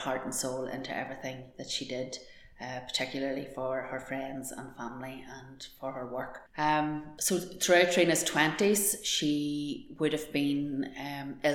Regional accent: Dromore, Northern Ireland, United Kingdom; We grew up in Dromore, County Tyrone. We had a rural upbringing, carefree

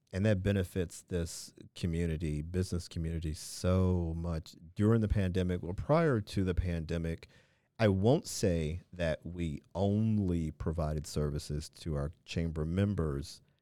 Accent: Midwest, United States; now in Queens, United States; born and raised in the Midwest

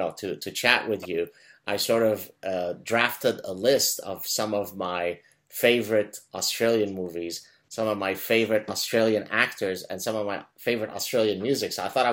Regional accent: Montreal, Quebec, Canada; I'm back in Montreal, which is my hometown.

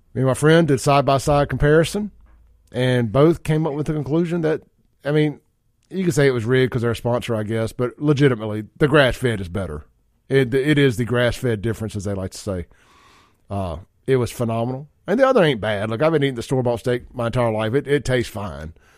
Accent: Byram, United States; growing up in Byram

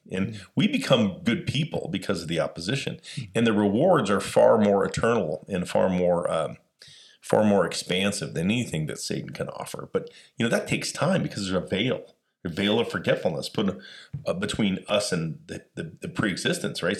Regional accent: Las Vegas, Nevada, United States; I grew up in Las Vegas

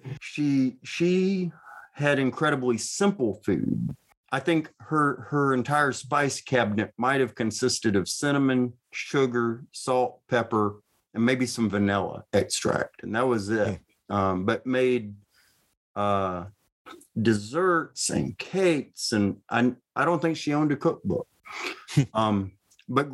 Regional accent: Marshall County, North Mississippi, United States; I grew up in Marshall County, half a mile from the Tate County line.

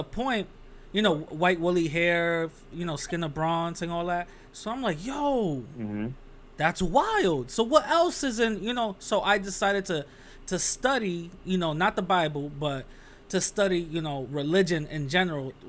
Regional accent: New York City, New York, United States; I'm from the Bronx

